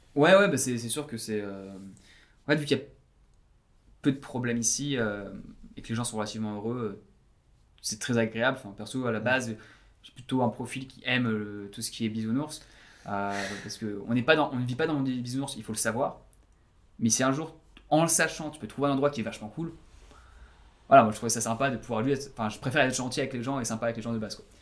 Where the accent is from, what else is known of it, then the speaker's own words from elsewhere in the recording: Breton, Brittany, France; moved away as an adult; also born or lived in Paris, France / Perth, Australia; now in Sydney, Australia; je suis breton